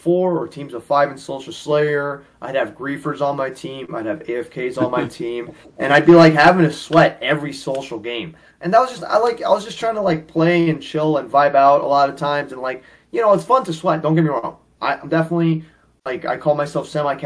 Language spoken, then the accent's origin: English; New York City, New York, United States; I'm born and raised in New York City